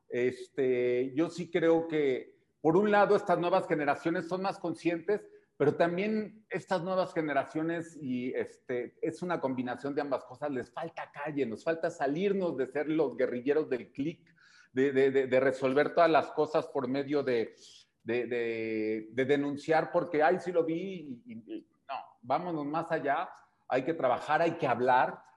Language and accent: Spanish; Mexico; como mexicanos